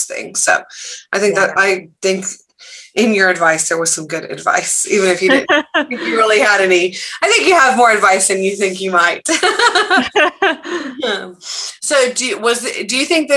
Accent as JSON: {"language": "English", "town": "Dallas", "region": "Texas", "country": "United States", "tie": "born or raised there", "said": "I went to high school in Dallas"}